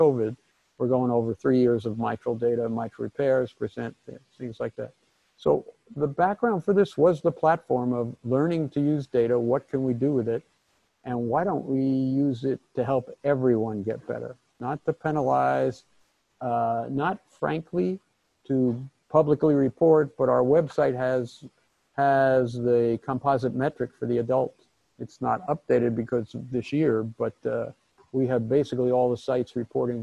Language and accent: English; Hackensack, New Jersey, United States; moved away as an adult; also born or lived in Brooklyn, New York; now in Ann Arbor, United States; my background growing up in Hackensack, New Jersey, which was multiracial